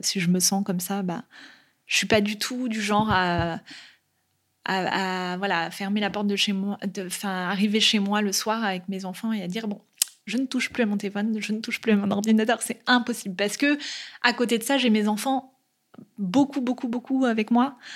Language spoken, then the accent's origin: French; Nantes, Pays de la Loire, France; moved away as an adult; je suis née à Nantes et que je passe toute mon enfance euh, ici